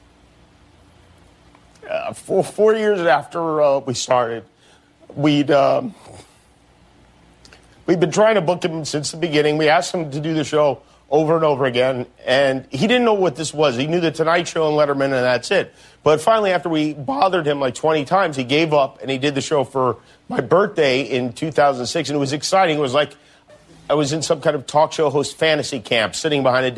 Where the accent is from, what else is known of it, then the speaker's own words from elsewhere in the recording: Las Vegas, Nevada, United States; I grew up in Las Vegas